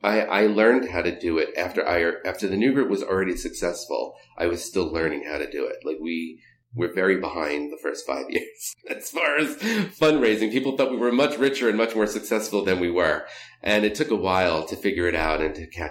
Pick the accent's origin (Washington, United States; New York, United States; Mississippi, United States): New York, United States; growing up in New York